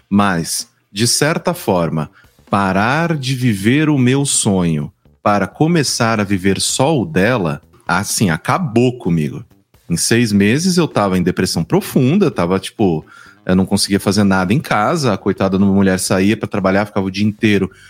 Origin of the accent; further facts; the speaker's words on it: São Paulo, Brazil; Eu sou do interior de São Paulo, né?